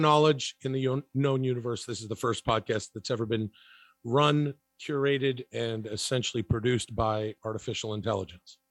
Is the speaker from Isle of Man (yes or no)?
no; Canada; I grew up in Canada